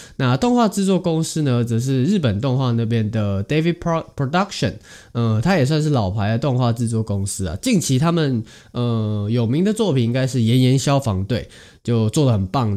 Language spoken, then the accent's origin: Chinese; Taiwan; 身为台湾人